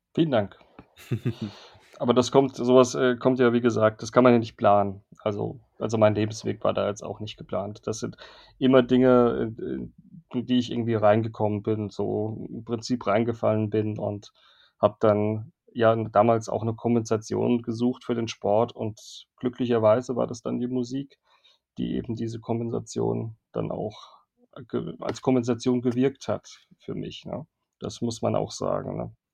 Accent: Worms, Rhineland-Palatinate, Germany; moved away; also born or lived in Cologne; also Horchheim ist der Nebenort, wo ich aufgewachsen bin, meiner Heimatstadt in Worms, nicht weit weg von Mannheim

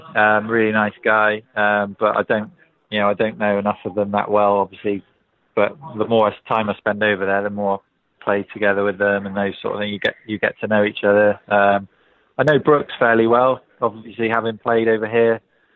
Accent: England, United Kingdom; as an Englishman

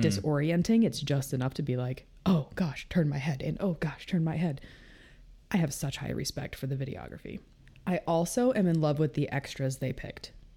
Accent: Kansas City, United States; also born or lived in Chicago area; now in Chicago, United States; I'm from Kansas City, but I haven't lived there in a long time

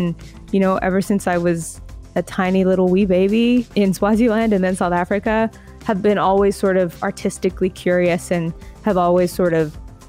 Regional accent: Alberta, Canada; The prairies, I'm like a prairie girl for sure.

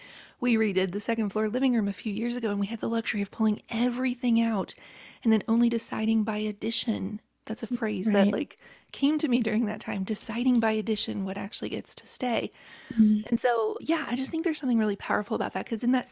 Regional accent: Appalachia, United States; I was raised in Appalachia by a very proud, hardworking family

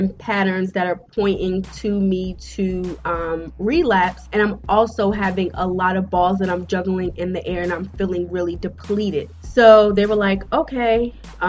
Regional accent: United States; I'm African American.

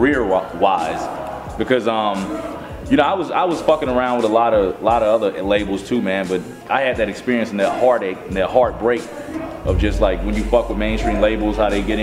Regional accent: Atlanta, Georgia, United States; growing up in Atlanta, I grew up in Atlanta

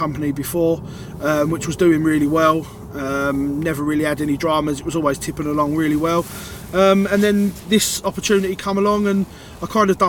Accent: Hornchurch, London, United Kingdom; also born or lived in Walthamstow; So I moved from Walthamstow when I was a kid, when I was 10. Started pretty much at senior school when I moved to Hornchurch

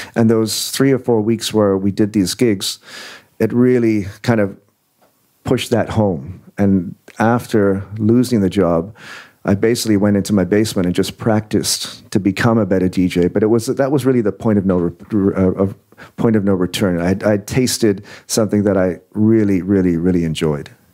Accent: Windsor, Ontario, Canada; also born or lived in England; I was born in England, born in England. I went to Canada in 1979. So when we got there, it was like, well, here's Windsor, here's Detroit

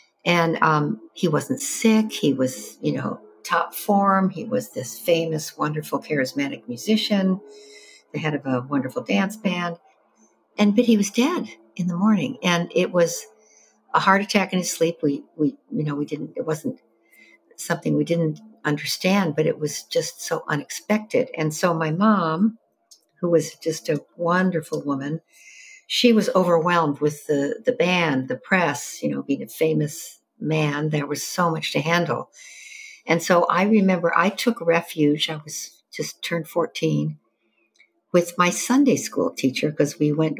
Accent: Evanston, Illinois, United States; I grew up in Evanston, Illinois, north of Chicago, the first suburb to the north

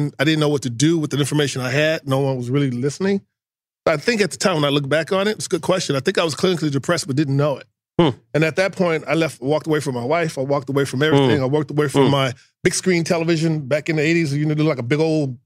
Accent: Houston, Texas, United States; moved away; being a Texan

